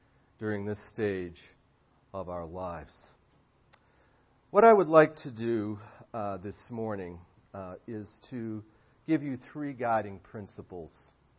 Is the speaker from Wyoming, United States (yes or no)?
no; Boston, Massachusetts, United States; also born or lived in Indianapolis, Indiana / Collingswood, New Jersey; now in Arizona, United States; I'm an American citizen, born and raised in Boston